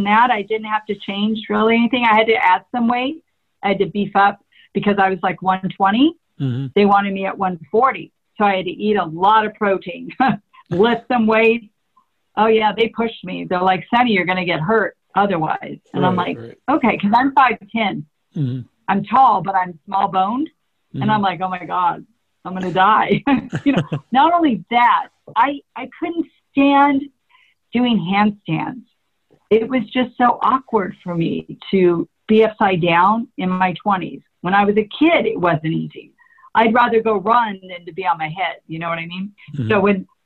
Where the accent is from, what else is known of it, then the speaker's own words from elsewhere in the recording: California, United States; I'm from California